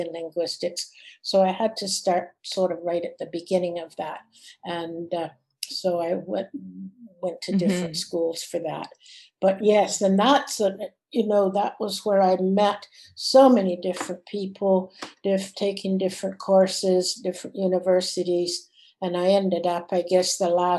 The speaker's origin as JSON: {"language": "English", "country": "Canada", "said": "I was from Canada"}